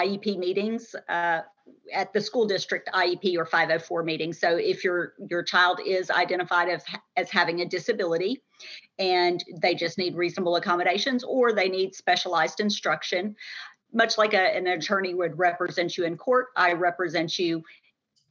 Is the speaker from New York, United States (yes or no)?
yes; Long Island, New York, United States; moved away as an adult; I grew up in Long Island, New York